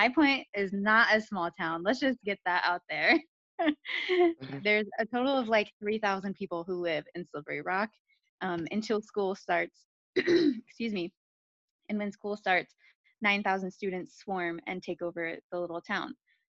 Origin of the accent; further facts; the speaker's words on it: Akron, Ohio, United States; moved away as an adult; I grew up in Akron, Ohio. I went to undergrad at the University of Akron.